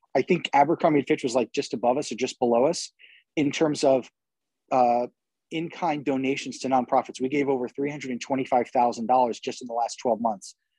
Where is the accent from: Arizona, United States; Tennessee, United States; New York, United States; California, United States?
New York, United States; moved away; I'm originally from New York, so I, I talk fast